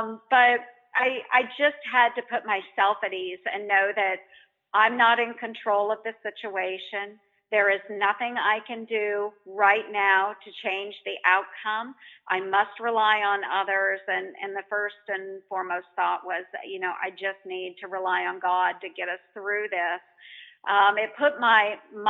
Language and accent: English; Montgomery County, Iowa, United States; I grew up in Montgomery County. I still live in Montgomery County in a rural area.